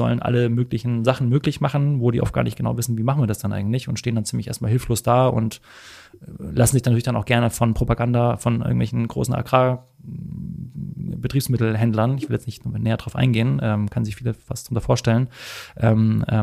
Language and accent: German; Hamburg, Germany; also als Hamburger haben wir, wie gesagt, das äh, alte Land vor den Toren.